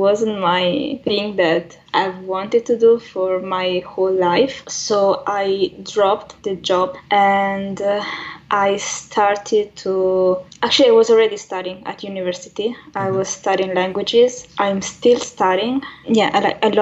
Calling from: Italy; I'm calling from Italy

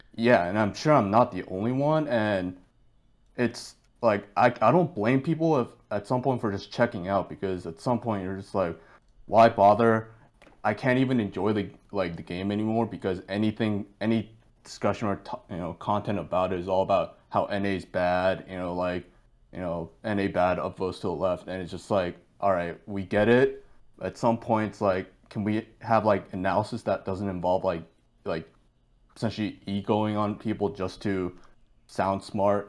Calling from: Boston, Massachusetts, United States; I am calling from Boston, Massachusetts.

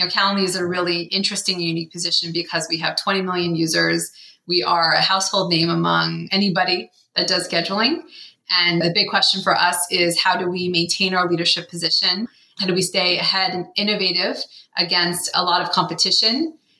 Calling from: Menlo Park, California, United States; I am calling in from Menlo Park, which is just south of San Francisco.

